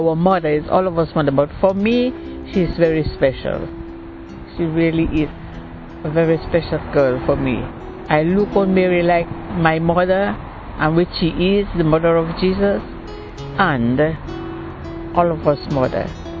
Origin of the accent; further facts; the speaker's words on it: Dominica; I am from the Caribbean, Dominica.